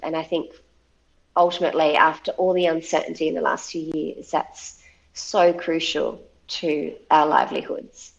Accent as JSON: {"language": "English", "region": "Central Coast of New South Wales", "country": "Australia", "tie": "born or raised there", "moved": "as an adult", "lives_now": "northwest coast, Tasmania, Australia", "said": "I'd spent all my life growing up on the Central Coast and never felt a really strong affinity with it"}